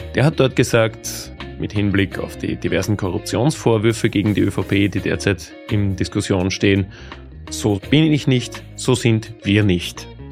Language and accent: German; Lower Austria, Austria; wir sind beide Niederösterreicher